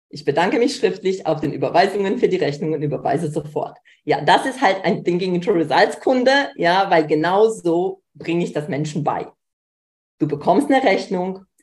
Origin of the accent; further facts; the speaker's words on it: Poland; Ich komme aus Polen, wenig Geld, bei mir zu Hause